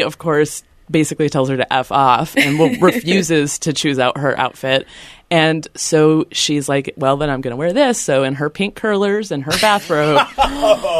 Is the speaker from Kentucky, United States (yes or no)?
yes; Louisville, Kentucky, United States; moved away; I'm from Louisville, Kentucky.